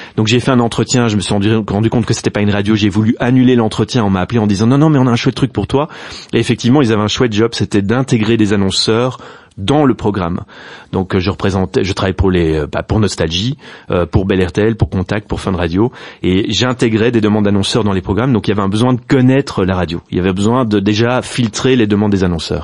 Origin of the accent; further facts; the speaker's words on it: Brussels, Brussels-Capital Region, Belgium; first language Dutch and French; Je suis bruxellois, néerlandophone. En fait, j'ai fait toutes mes études en néerlandais jusqu'à mes 18 ans